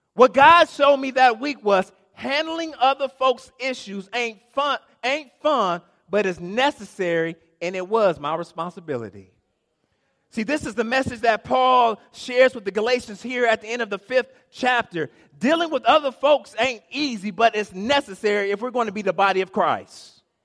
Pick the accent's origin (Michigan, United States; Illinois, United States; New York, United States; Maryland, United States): Michigan, United States; Inkster; I am from Inkster.